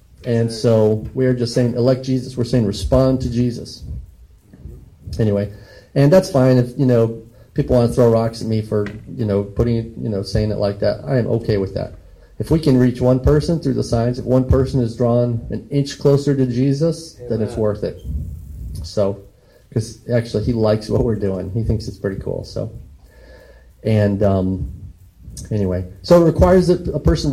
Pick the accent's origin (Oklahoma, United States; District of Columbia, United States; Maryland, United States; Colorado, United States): Colorado, United States; moved away; And so I'm from Colorado, and there were a couple of times when I was like in middle school and high school where we thought, hey, we lived across the street from a cattle rancher